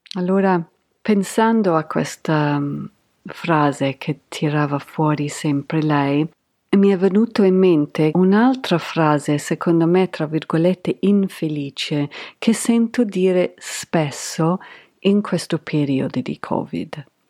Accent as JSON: {"language": "Italian", "town": "Canterbury", "region": "South East England", "country": "United Kingdom", "tie": "born or raised there", "second_language": "Italian", "moved": "yes", "said": "Io sono cresciuta in Canterbury Kent, in Inghilterra, negli anni Ottanta"}